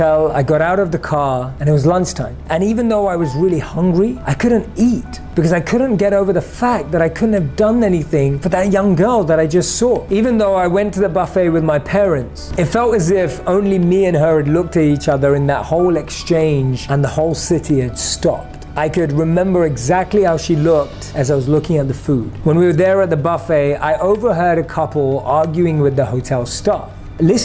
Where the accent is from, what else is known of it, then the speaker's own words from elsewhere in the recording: London, United Kingdom; Growing up in London